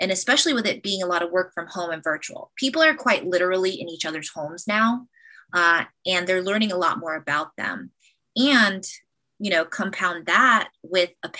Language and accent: English; United States; I'm half Black and Filipino, and I'm an American